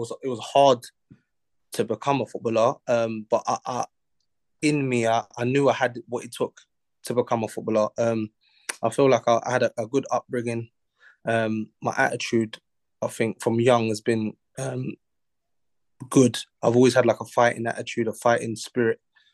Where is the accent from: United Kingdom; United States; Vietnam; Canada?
United Kingdom; London; I'm from South London